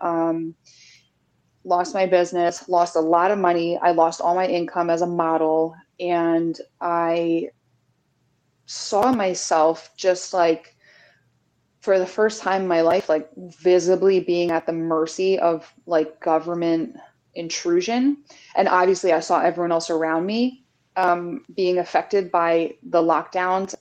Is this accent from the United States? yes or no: yes; New Jersey, United States; also born or lived in New York City; I'm from New Jersey. I've worked in New York City for most of my adult life.